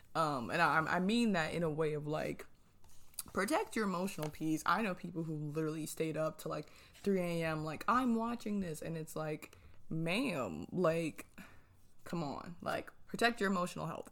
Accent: New Jersey, United States; moved away; I am originally from New Jersey

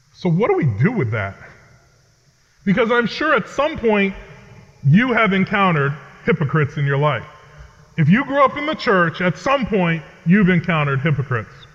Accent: Connecticut, United States; I grew up in New England, uh, in the state of Connecticut, where I currently live and serve.

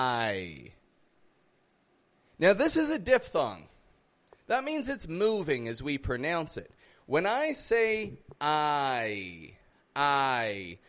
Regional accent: Canada; now in Mexico; I come from Canada. I live in Mexico

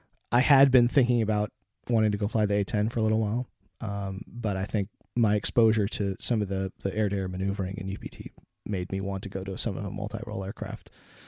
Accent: Pacific Northwest, United States; I grew up in the Pacific Northwest of the States, and at McChord Air Force Base, there was the 318th Fighter Interceptor Squadron that flew F-15As.

